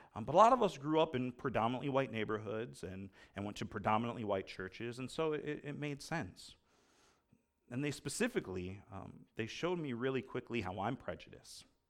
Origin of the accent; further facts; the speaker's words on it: United States; I'm an American